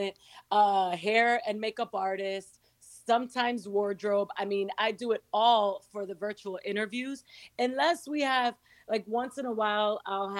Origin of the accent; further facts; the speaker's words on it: New York City, New York, United States; also born or lived in Santo Domingo, Dominican Republic / Miami; I was born in Dominican Republic in Santo Domingo, moved to New York at 2 years old when my parents decided to go back to New York, and grew up in Queens